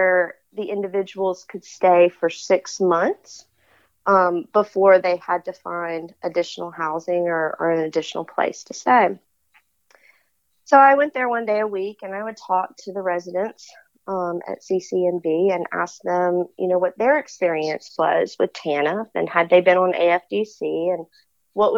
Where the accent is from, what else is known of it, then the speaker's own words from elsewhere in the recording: Baton Rouge, Louisiana, United States; I was born and raised in Baton Rouge, Louisiana